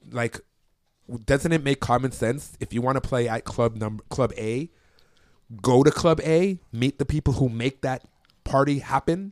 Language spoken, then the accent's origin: English; Toronto, Ontario, Canada; I'm from Toronto